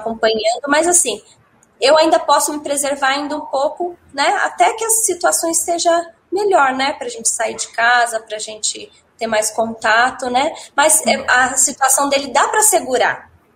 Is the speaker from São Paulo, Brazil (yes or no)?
yes; Guarulhos, São Paulo, Brazil; also born or lived in Minas Gerais; sou de São Paulo, eu sou de Guarulhos